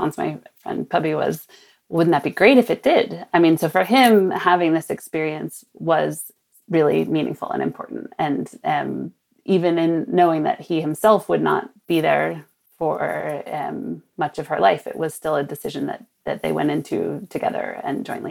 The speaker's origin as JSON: {"language": "English", "town": "Sonoma", "region": "California", "country": "United States", "tie": "born or raised there", "said": "my hometown of Sonoma, north of San Francisco"}